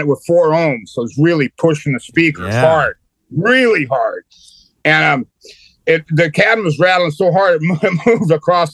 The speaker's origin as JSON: {"language": "English", "region": "California", "country": "United States", "tie": "born or raised there", "moved": "yes", "said": "where I grew up at in California, if you in high school in the 70s"}